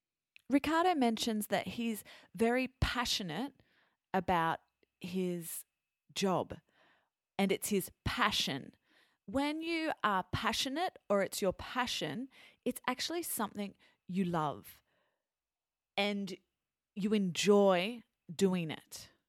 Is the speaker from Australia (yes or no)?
yes; Australia; first language English; also born or lived in France; growing up in Australia, our cuisine is influenced by the Italians